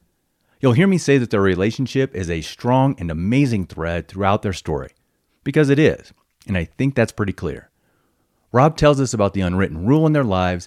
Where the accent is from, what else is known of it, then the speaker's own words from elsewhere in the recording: Midwest, United States; By the way, I came from the Midwest, too.